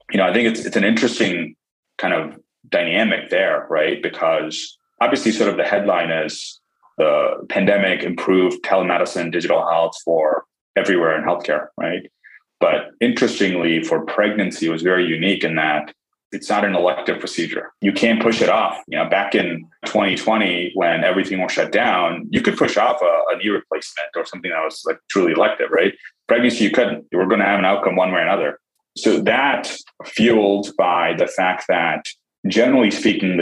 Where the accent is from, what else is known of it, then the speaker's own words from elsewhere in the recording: India; now in United States; I was born in India